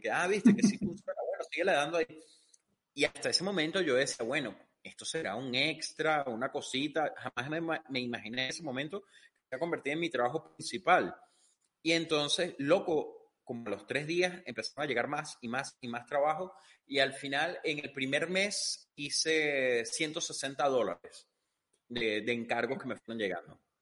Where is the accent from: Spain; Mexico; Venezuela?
Venezuela; Yo soy de Venezuela y Venezuela es un país que desde que estoy pequeño ha estado jodido